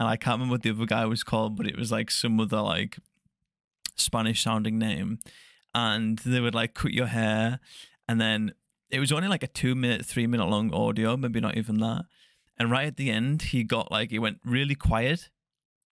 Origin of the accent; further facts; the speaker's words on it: near the Scottish border, North West England, United Kingdom; So it's like right in the northwest. So it's like just south of like the Scottish border.